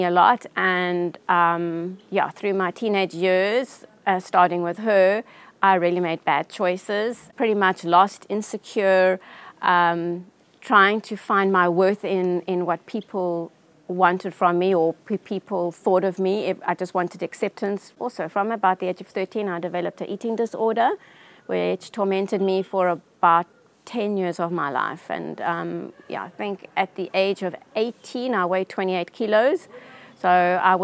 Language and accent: English; Johannesburg, Gauteng, South Africa; I grew up in Johannesburg.